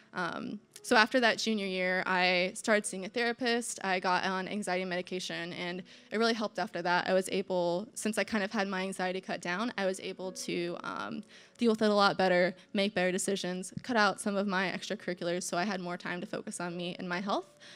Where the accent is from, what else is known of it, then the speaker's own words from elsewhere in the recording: Indiana, United States; I'm from Indiana, I'm from the Midwest